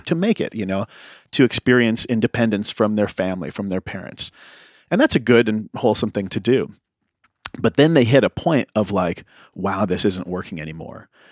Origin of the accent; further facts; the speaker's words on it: Midwest, United States; also born or lived in County Cork, Ireland (ancestry); I grew up in the Midwest